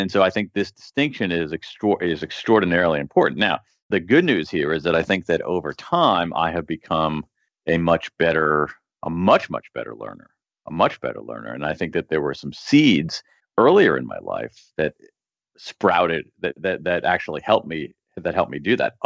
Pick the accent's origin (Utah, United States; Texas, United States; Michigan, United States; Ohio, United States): Ohio, United States; Central; I'm an American, I went to a public school in Central Ohio in the 1970s and 80s